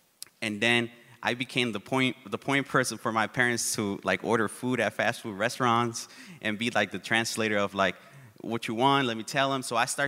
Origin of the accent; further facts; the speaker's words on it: Oakland, California, United States; English is a second language; also born or lived in Uruapan, Michoacán, Mexico / Tucson, Arizona; I grew up in East Oakland, and I don't know if people are familiar with East Oakland, but it's a beautiful place, but it's also really tough.